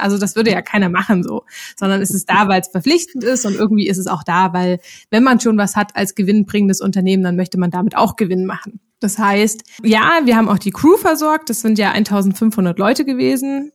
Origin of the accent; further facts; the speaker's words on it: Zwickau, Saxony, Germany; moved away as an adult; also born or lived in Lübeck; now in Berlin, Germany; ursprünglich bin ich in Zwickau in Sachsen aufgewachsen